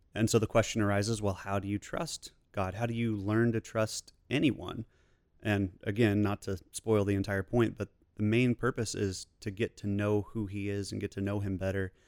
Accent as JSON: {"language": "English", "town": "Kansas City", "country": "United States", "moved": "yes", "lives_now": "Fort Worth, United States", "said": "Originally from Kansas City"}